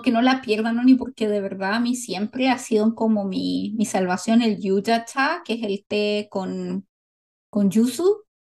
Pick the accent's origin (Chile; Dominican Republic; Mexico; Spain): Chile; also born or lived in South Korea; now in United States; Y yo soy chilena, que vivió en Corea por mucho tiempo, pero ahora vive en Estados Unidos